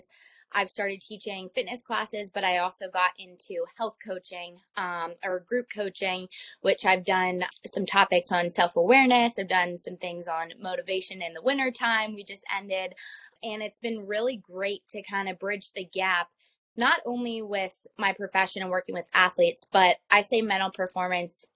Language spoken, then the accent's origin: English; Lancaster, Pennsylvania, United States; also born or lived in West Virginia / Florida; I'm from Lancaster